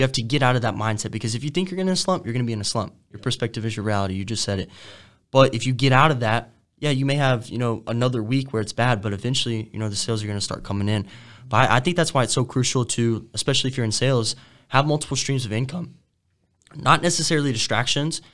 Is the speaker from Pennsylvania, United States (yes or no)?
no; Denton, Texas, United States; I grew up in in Denton. It's like 20 minutes from Frisco, which is all like suburbs of, of Dallas